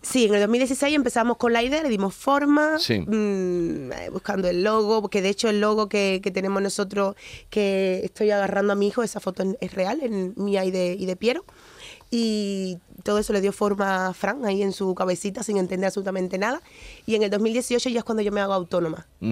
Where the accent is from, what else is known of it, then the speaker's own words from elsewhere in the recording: Cuba; moved away; also born or lived in Ghana (ancestry); nací en Cuba, mis padres son africanos, mi abuelo portugués